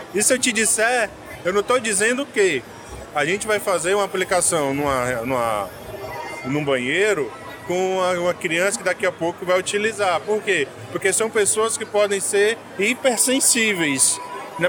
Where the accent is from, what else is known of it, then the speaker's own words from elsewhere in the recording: Fortaleza, Ceará, Brazil; now in Manaus, Brazil; vou para Fortaleza, que é a minha, minha cidade natal